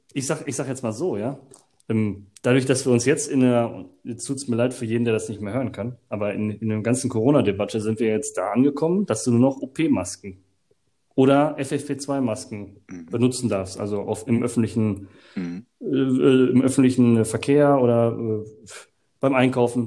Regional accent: Germany; ich komme aus Deutschland

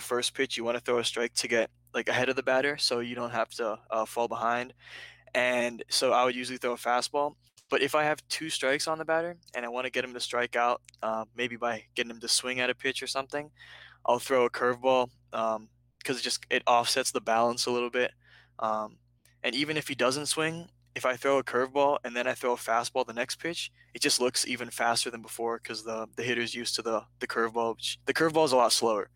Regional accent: Reston, Virginia, United States; I grew up in Reston, and the neighborhood that I grew up in was just a really big baseball neighborhood

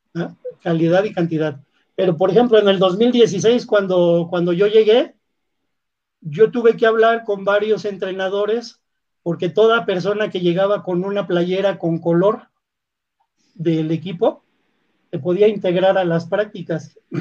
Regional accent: Mexico; Yo soy mexicano

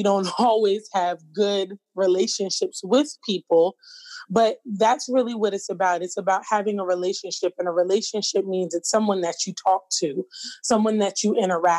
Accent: New York, United States; now in Philadelphia, United States; I am born and raised in New York, currently residing outside of Philadelphia.

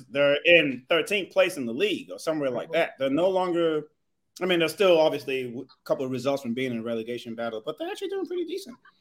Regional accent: Nigeria; also born or lived in California; I'm Nigerian

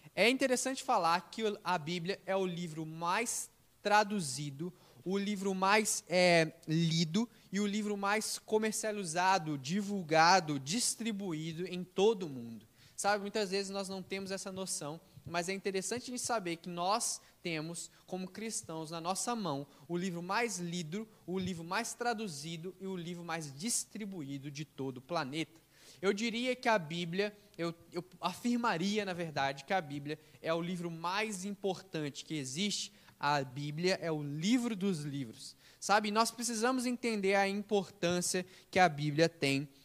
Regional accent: Brazil; nós somos, sim, a maioria talvez todos brasileiros, nós somos nascidos é, aqui no Brasil

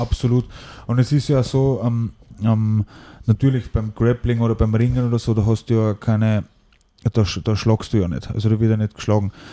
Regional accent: Ried im Innkreis, Upper Austria, Austria; also born or lived in Schärding / Mehrnbach; Und bin dann mit äh, sieben Jahren nach, nach Mernbach gekommen, also gleich angrenzend an Ried und in Ried bin ich dann aufgewachsen

